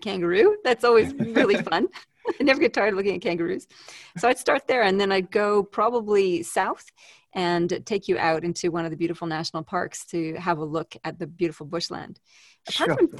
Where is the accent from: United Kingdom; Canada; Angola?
Canada; now in Canberra, Australia; I'm a Canadian living in Australia, so I have a funny accent